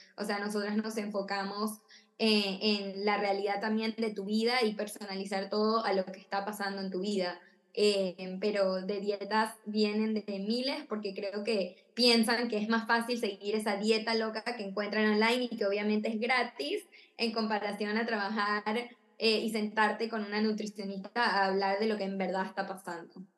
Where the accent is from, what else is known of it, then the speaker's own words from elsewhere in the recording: Argentina; now in Miami, United States; vivo en Miami, eh, soy de Argentina